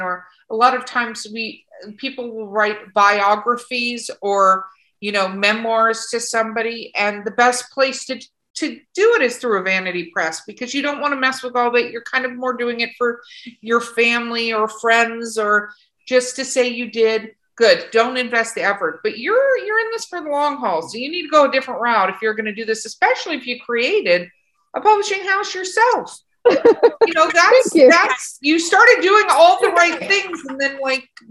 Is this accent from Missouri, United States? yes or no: no; Los Angeles, California, United States; moved away; I used to live in California. I grew up in Hollywood